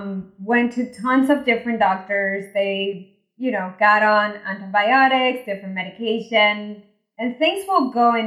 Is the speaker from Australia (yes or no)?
no; Venezuela; now in United States; I was born in Venezuela, migrated to the US, went to engineering school here